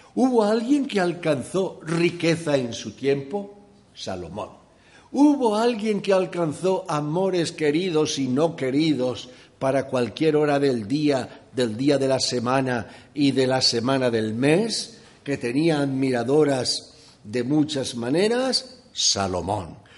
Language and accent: Spanish; Valencia, Valencian Community, Spain; moved away; also born or lived in Llíria; yo nací en Valencia, en la parte trasera de mi casa eran campos, por eso he comido buen maíz